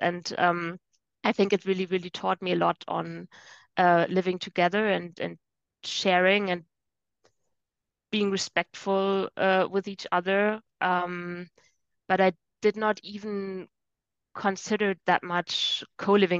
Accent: Germany; moved away as an adult; now in Rome, Italy; Originally, I'm from Germany

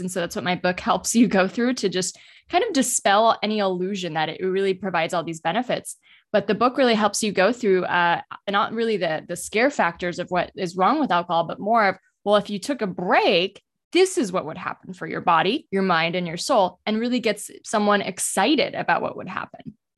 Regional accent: United States; I grew up in the United States

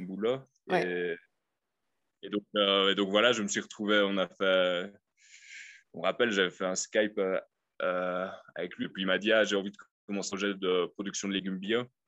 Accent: Liège, Wallonia, Belgium; moved away as an adult; now in Copampa, Peru; je viens de Liège, à mon avis j'ai encore l'accent là, qui reste un peu.

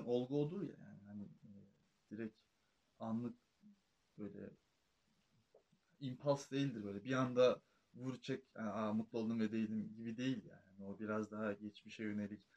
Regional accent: Trabzon, Turkey

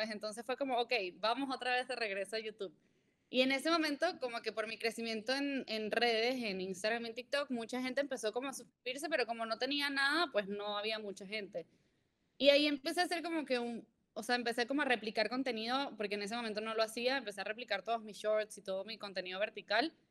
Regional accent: Venezuela; born there; moved away; also born or lived in Mexico; nací en Venezuela, eh, llevo mucho tiempo viviendo fuera de Venezuela. Viví en México siete años

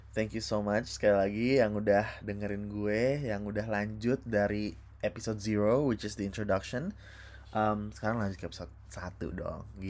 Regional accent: Depok, West Java, Indonesia; gue gue asal dari Depok ya Depok Jawa Barat

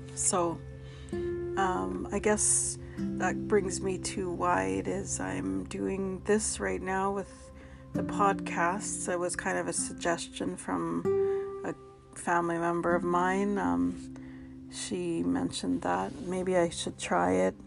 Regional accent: Dog Creek Canoe Creek Reserve, British Columbia, Canada; I come from the Dog Creek Canoe Creek Reserve

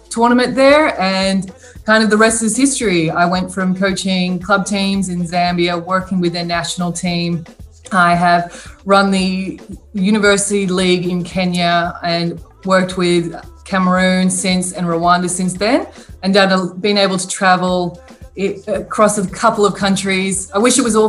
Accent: Sydney, New South Wales, Australia; I was born in Sydney, Australia, and I'm an identical twin. And in Australia, we are obsessed with sport

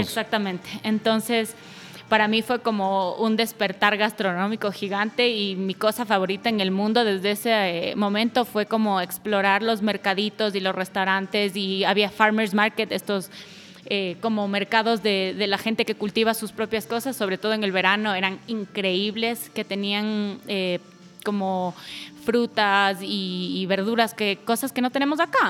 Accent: Ecuador; moved away as an adult; una vez que me regresé a Ecuador, que fue por ahí del 2013

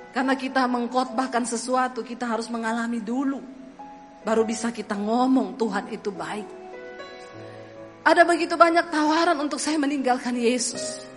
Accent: Sulawesi, Indonesia; Saya bilang aku ini dibesarkan di Sulawesi itu sudah puluhan tahun.

